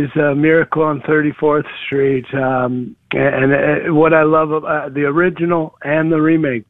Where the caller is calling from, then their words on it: Indianapolis, Indiana, United States; I'm in Indianapolis.